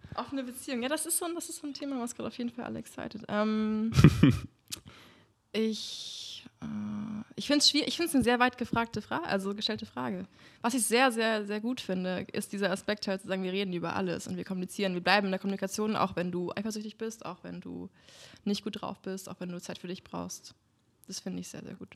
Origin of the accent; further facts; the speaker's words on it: Germany; now in Berlin, Germany; da, wo ich herkomme, das ist zwischen Göttingen und Kassel